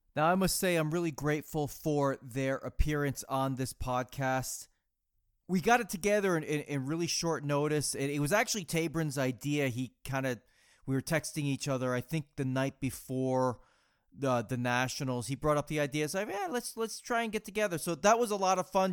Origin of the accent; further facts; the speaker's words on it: Massachusetts, United States; growing up in Massachusetts